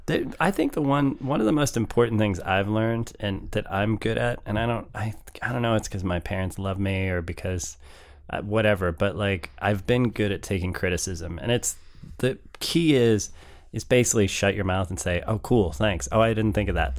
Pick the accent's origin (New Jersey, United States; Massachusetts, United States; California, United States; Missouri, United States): Missouri, United States; St. Louis; Being from Saint Louis